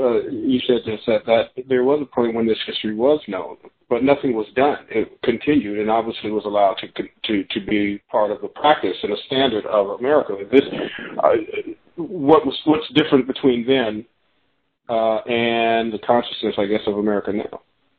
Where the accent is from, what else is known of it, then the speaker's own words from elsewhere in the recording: Chicago, Illinois, United States; those communities that I grew up in Chicago, south side of Chicago